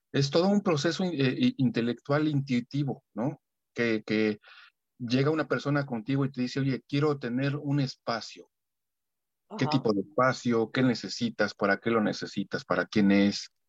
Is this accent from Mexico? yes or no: yes; Mexico City, Mexico; Soy soy aquí de la Ciudad de México